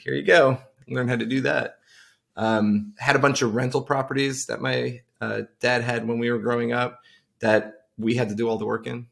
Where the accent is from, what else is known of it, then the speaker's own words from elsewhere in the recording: Farmingville, New York, United States; I grew up on Long Island, uh, out in a town called Farmingville